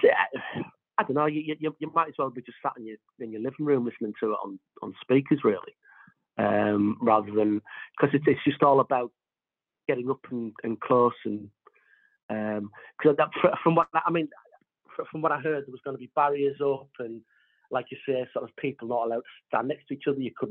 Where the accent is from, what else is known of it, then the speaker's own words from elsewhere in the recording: Sunderland, North East England, United Kingdom; moved away; I'm originally from Sunderland, so I'm hoping to get a few family members along there